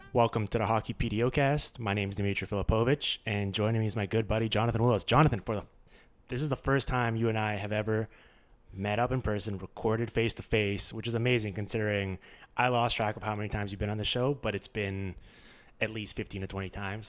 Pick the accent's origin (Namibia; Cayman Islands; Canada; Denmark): Canada; Vancouver, British Columbia; it's in my hometown